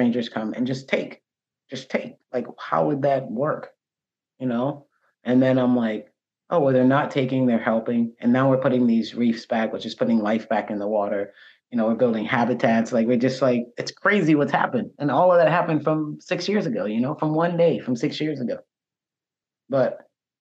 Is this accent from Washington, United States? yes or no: no; Charleston, South Carolina, United States; I'm born and raised from here